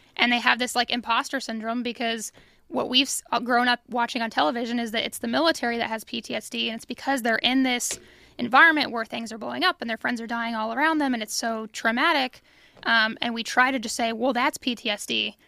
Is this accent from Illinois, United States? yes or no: yes; Illinois, United States; moved away as an adult; now in Kansas City area, United States; I'm from Illinois